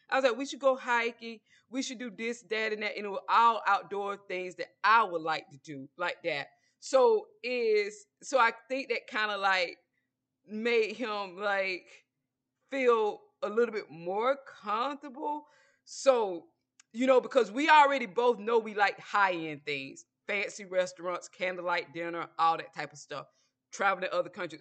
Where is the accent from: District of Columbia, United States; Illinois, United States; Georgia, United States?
Georgia, United States; I'm from Georgia